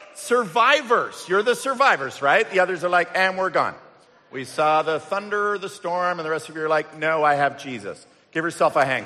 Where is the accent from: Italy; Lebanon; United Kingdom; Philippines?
United Kingdom; England; moved away; also born or lived in Canada; our family growing up in England